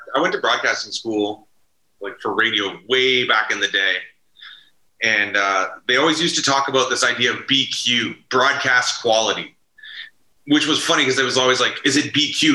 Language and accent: English; Ottawa, Ontario, Canada; I grew up in Manor Park, like right down the street on Hemlock